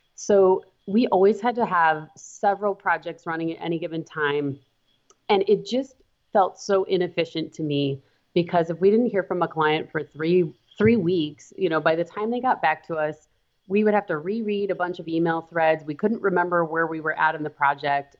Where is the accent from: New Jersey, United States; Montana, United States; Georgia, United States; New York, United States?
Montana, United States; now in Wisconsin, United States; I am from Montana